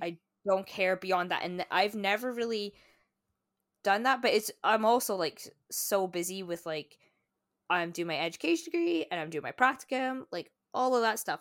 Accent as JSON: {"language": "English", "region": "Scotland", "country": "United Kingdom", "tie": "born or raised there", "moved": "as an adult", "lives_now": "Canada", "said": "in my hometown, I think there are almost as many churches as there are pubs"}